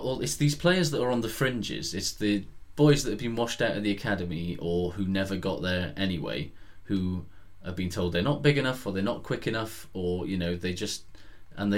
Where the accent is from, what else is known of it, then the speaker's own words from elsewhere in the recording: Aberdare, Wales, United Kingdom; I'm from Aberdare, right, which is a town in the Welsh Valleys